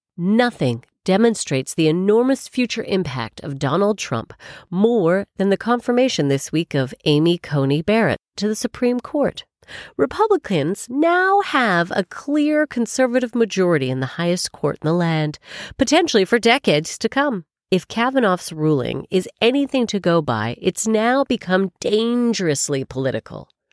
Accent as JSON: {"language": "English", "country": "Canada", "moved": "yes", "lives_now": "United Kingdom", "said": "I'm Canadian"}